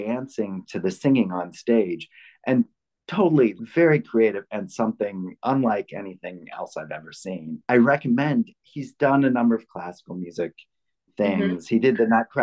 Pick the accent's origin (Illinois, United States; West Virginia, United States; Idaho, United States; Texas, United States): Illinois, United States; Chicago; also born or lived in Ann Arbor, Michigan; I was born in Michigan, actually, in Ann Arbor. But I grew up in Chicago